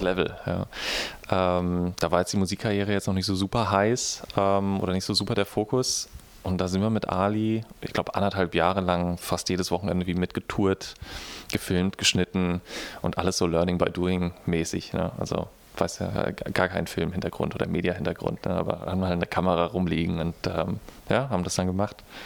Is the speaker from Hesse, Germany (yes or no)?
yes; Frankfurt, Hesse, Germany; now in Berlin, Germany; als Frankfurter Junge oder aus dem Vorort von Frankfurter Junge, der nach Berlin kommt